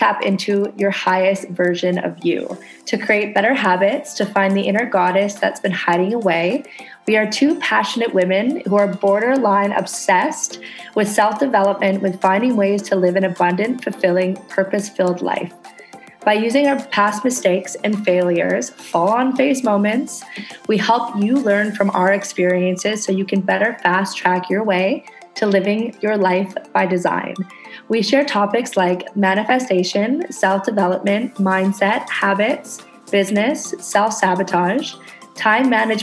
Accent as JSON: {"language": "English", "country": "Canada", "moved": "yes", "lives_now": "Indonesia"}